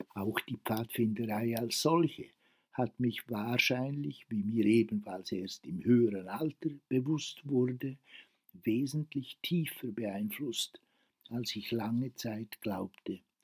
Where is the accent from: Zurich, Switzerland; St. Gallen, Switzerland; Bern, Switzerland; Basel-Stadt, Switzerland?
Bern, Switzerland; Worb; also born or lived in Grindelwald; aus dem Dorf Worb, wo ich aufgewachsen bin